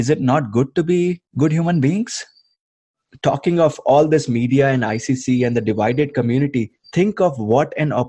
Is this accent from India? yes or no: yes; India; now in United States; because I'm an immigrant too. I'm from India. I'm living in the US.